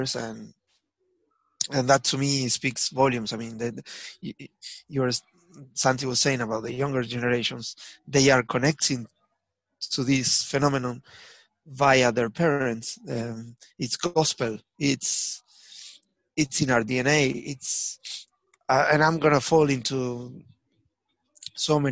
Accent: Avellaneda, Buenos Aires Province, Argentina; moved away; also born or lived in Lanús; I was born in Avellaneda.

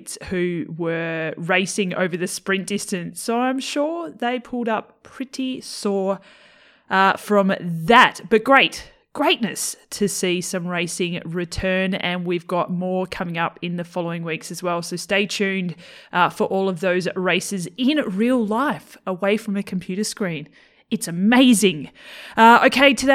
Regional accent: Tasmania, Australia; moved away; I'm originally from Tassie.

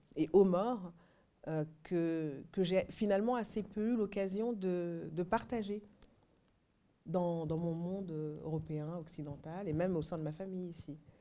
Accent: France; also born or lived in Mali; j'ai grandi en France

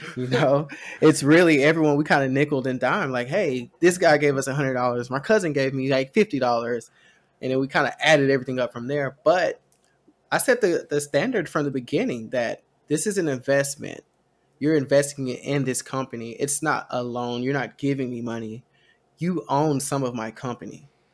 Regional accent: Texas, United States; We're Texan

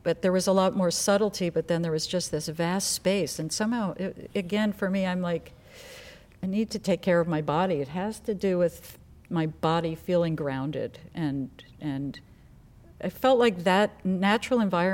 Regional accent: New York, United States; moved away as an adult; now in Los Angeles, United States; I was born in New York, by the way. I'm not a Valley girl.

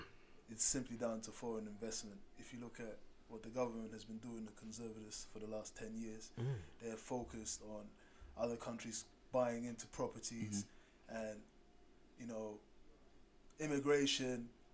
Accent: Germany; now in England; I'm from Germany. I lived here for 13 years now.

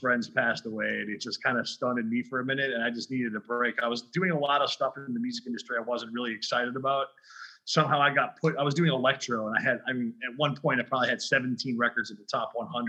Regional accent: Highland, Indiana, United States; moved away as an adult; also born or lived in Chicago / Colorado; I grew up in Indiana. Then after high school, I ended up in Chicago because I was DJing relentlessly.

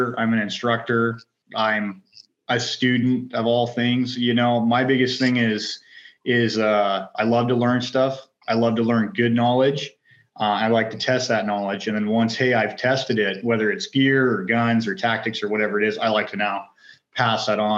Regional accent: North Idaho, United States; Born and raised in North Idaho, hunting, fishing, outdoors, love all that stuff

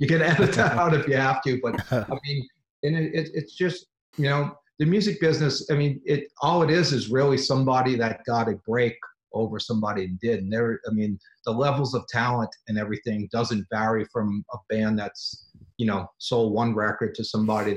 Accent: New Orleans, Louisiana, United States; now in Los Angeles, United States; I grew up in New Orleans

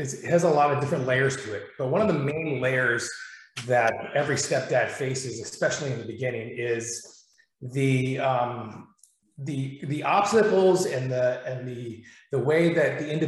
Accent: Arizona, United States; moved away as an adult; also born or lived in East Coast, United States; I moved back to Arizona from the East Coast, where I was in the United States Army for about 8 or 9 years

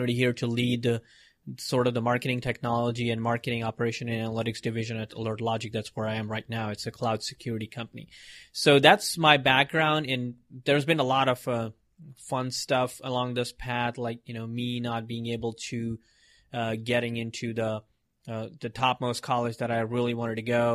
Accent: Mumbai, Maharashtra, India; I was born in India in Mumbai and, big city and all those craziness, a lot of people. And I grew up there

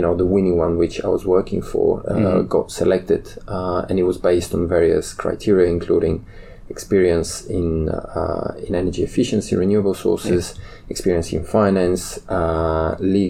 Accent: Bulgaria; moved away as an adult; also born or lived in London, United Kingdom; I moved back to my home country in Bulgaria

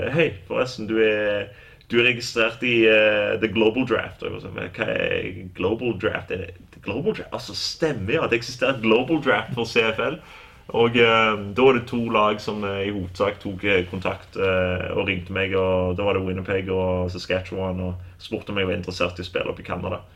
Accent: Norway; moved away; also born or lived in Kansas, United States; jeg er, norsk, og jeg elsker Norge

